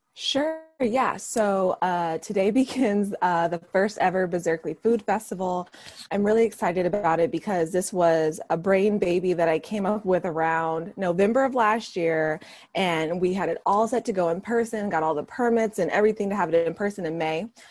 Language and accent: English; Vallejo, California, United States; that's my hometown you know, I was raised in Vallejo, went to elementary to high school there